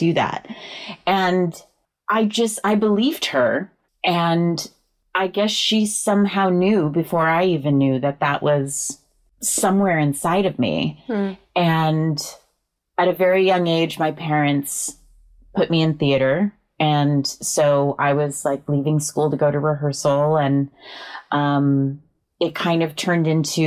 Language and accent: English; California, United States; I grew up in Cali